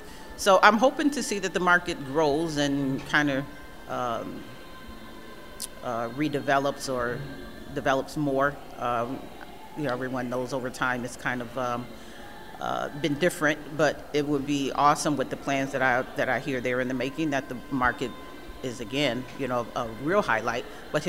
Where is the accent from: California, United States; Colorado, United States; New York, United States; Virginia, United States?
New York, United States; Buffalo; for all the length of time that I've been in Buffalo, for the most part, I lived here